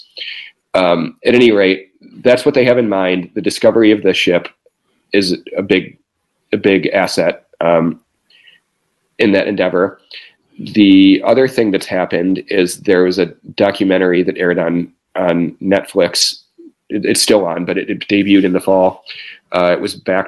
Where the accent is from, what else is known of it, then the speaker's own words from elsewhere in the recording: Midwest, United States; a pretty conservative teenager, actually growing up in the Midwest.